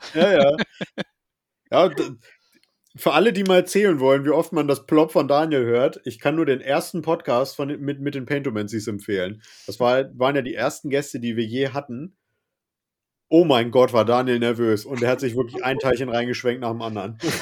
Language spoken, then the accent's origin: German; Northern Germany, Germany; bei uns im Norden hier